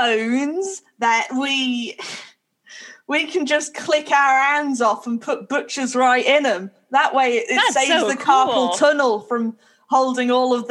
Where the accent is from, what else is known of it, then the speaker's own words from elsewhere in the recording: Birmingham, West Midlands, United Kingdom; I'm from Birmingham.